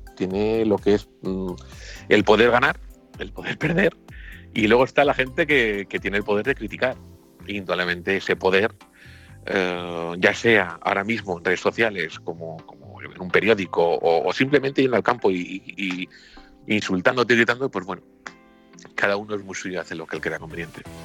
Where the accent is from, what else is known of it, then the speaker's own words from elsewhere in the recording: San Sebastián, Basque Country, Spain; nací en San Sebastián